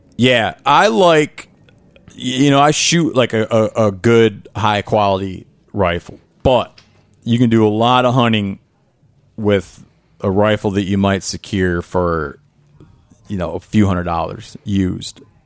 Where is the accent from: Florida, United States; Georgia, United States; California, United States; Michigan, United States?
Michigan, United States; Northern; I grew up in the Midwest